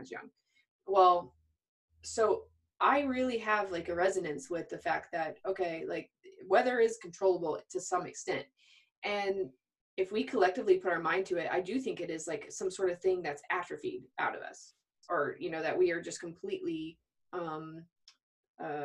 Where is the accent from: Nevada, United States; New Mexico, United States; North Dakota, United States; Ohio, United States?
New Mexico, United States; Albuquerque; I was raised in Albuquerque, New Mexico